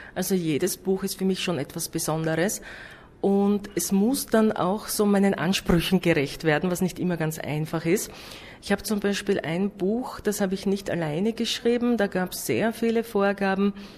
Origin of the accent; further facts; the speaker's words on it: Austria; bei uns in Österreich